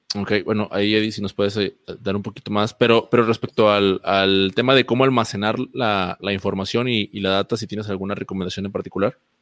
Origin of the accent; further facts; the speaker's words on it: Mexico; como mexicanos